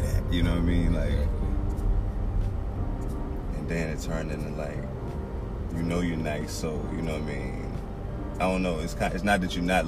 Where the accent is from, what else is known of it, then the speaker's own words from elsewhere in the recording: Virginia, United States; I grew up in Virginia, though, so not far from here